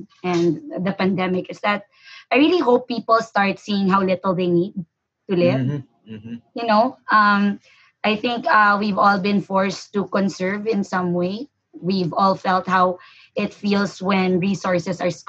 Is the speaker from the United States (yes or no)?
no; Bacolod, Negros Occidental, Philippines; I grew up in Bacolod, so I'm not exactly a city girl.